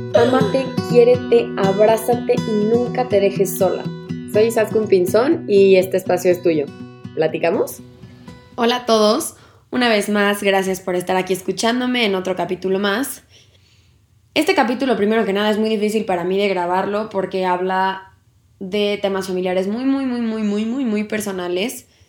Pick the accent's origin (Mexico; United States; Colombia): Mexico; como sociedad y como cultura mexicana tenemos la creencia